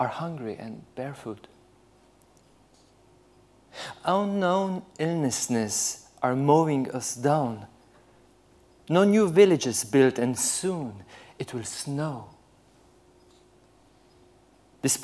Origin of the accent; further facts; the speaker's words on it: Slovenia; I'm from Central Europe